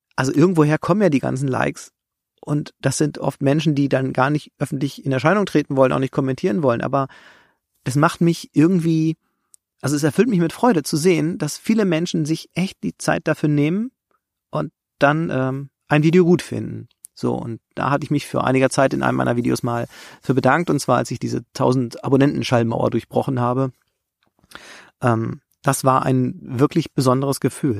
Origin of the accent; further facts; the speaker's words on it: Germany; ich komme ja aus dem Harz